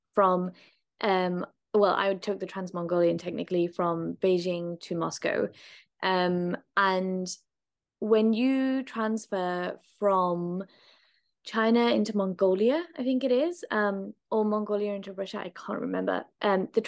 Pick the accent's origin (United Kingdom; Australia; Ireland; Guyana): United Kingdom; being British and on an island